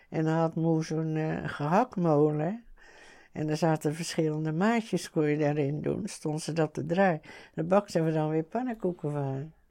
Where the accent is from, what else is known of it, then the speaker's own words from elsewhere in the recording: 's-Gravenzande, South Holland, Netherlands; ons in Schravenzand